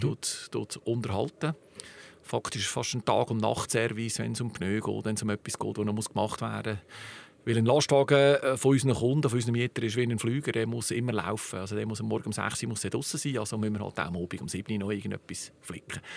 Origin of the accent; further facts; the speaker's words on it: Zug, Switzerland; Bin ein rassereiner Zucker, geboren in Zug, sechzig Jahre in Zug jetzt